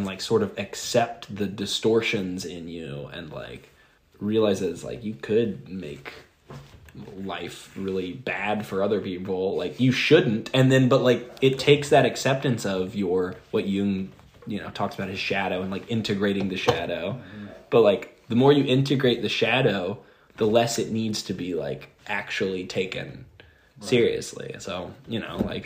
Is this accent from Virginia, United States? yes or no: no; Atlanta, Georgia, United States; also born or lived in Sparta, Tennessee; born and raised in Atlanta. And that's like the majority of adolescence.